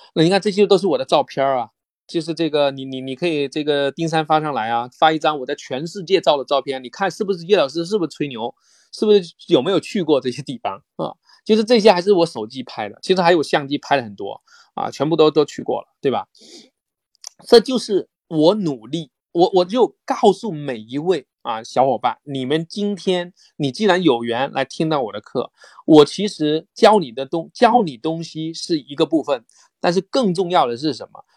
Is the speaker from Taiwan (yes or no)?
no; rural Fujian, China; moved away as an adult; now in Beijing, China; 我是福建农村长大，我大，我第一个大学生，然后来到了北京